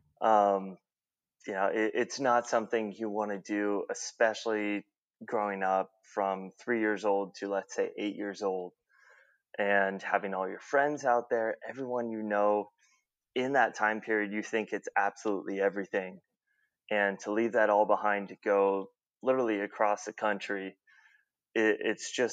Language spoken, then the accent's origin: English; Orange County, Southern California, United States; also born or lived in Plano, Texas / Georgia / Sonoma County; I grew up down in Orange County, down in Southern California